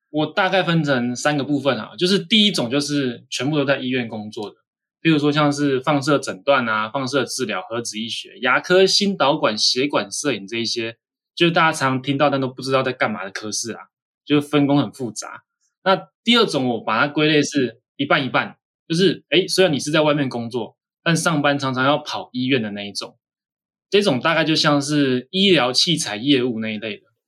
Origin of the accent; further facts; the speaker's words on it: Taiwan; 我们台湾人